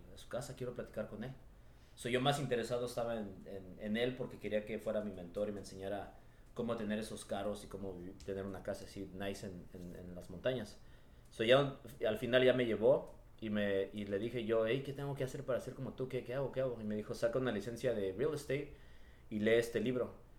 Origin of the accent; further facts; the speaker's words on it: Los Angeles, California, United States; yo crecí en, en Echo Park, aquí en, por, el, por el centro de Los Ángeles